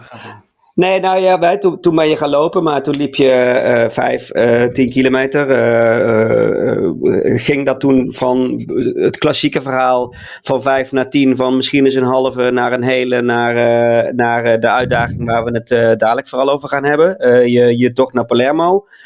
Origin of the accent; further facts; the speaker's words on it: Boxmeer, North Brabant, Netherlands; hetzelfde dorp als waar ik vandaan kom. Hè? waar het allemaal begonnen is, hè? In het mooie Boksmeer